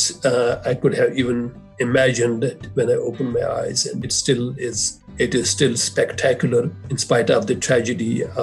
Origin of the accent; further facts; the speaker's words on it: Jammu and Kashmir, India; As you said, I was born and raised in Kashmir. Any Kashmiri would tell you that Kashmir is our life.